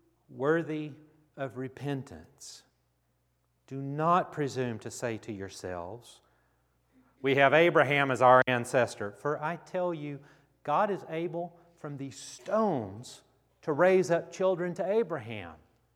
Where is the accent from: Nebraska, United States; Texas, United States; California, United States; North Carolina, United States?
Texas, United States; Grand Prairie; I grew up in Grand Prairie, Texas